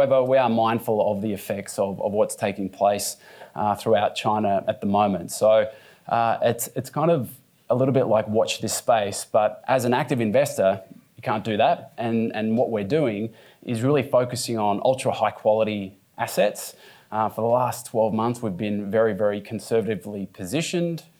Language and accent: English; Australia; Being an Australian